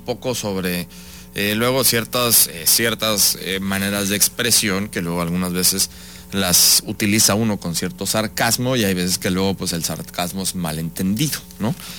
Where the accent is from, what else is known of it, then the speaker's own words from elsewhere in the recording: Mexico; parte de nuestra identidad como mexicanos